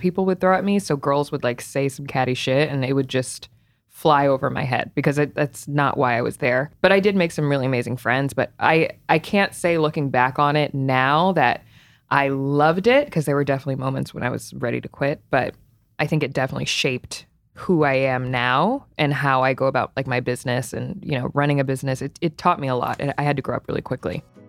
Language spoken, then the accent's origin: English; Potomac, Maryland, United States; also born or lived in Cleveland, Ohio; I was born in Cleveland, raised in Potomac, Maryland, though, so, like, right outside of D C